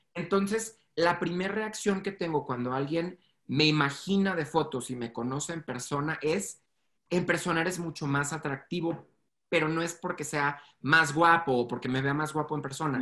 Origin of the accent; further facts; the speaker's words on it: Mexico; soy mexicano